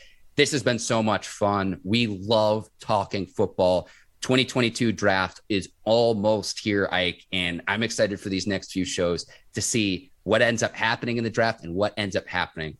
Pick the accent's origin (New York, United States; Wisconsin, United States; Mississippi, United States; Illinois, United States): Illinois, United States; Naperville; now in Pittsburgh, United States; I'm an adopted Yinzer. I grew up in the Chicago suburbs in Naperville, Illinois.